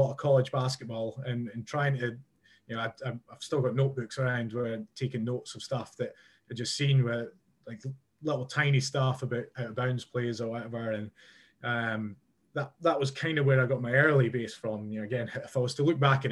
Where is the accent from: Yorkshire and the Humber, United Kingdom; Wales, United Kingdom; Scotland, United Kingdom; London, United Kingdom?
Scotland, United Kingdom; a Scottish guy